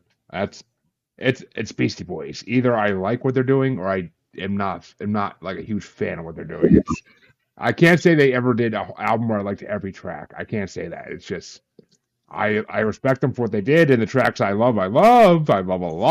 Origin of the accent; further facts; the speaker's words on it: New York, United States; I'm from New York